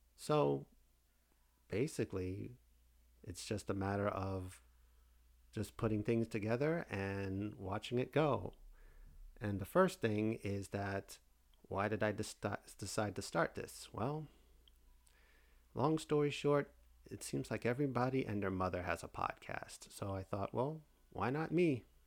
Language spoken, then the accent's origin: English; Fort Lauderdale, Florida, United States; also born or lived in New York City, New York; came down to, uh, Fort Lauderdale, Florida, which I now reside in nineteen eighty-six and have been here ever since.